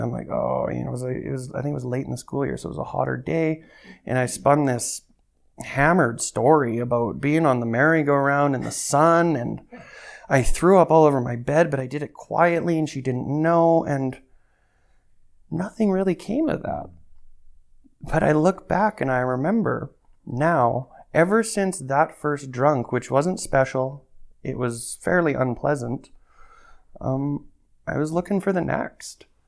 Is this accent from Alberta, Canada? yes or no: yes; Calgary, Alberta, Canada; I've been born and raised in Calgary